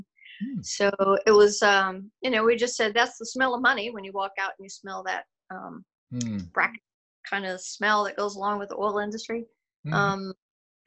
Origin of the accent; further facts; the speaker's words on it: Odessa, Texas, United States; moved away as an adult; also born or lived in Okinawa; now in Taylor, United States; grew up in West Texas, Odessa, Midland area